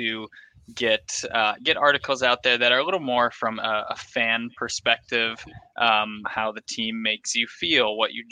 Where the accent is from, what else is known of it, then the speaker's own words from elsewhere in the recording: Delano, Minnesota, United States; I'm from Delano, Minnesota, and there's a huge 4th of July carnival in Delano every year. When I was a kid, we'd all go to it